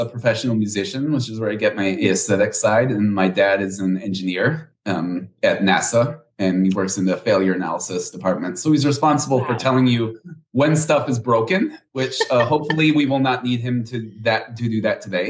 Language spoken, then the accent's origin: English; Houston, Texas, United States; I was born and raised here in Houston, Texas.